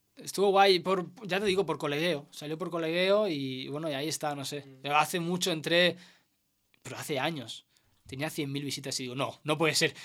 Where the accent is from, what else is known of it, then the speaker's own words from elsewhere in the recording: El Prat de Llobregat, Catalonia, Spain; also born or lived in Segur de Calafell; había pasado cuando era niño tres años así, que mis padres se pillaron una torre allí, y luego la vendimos y volvimos al Prat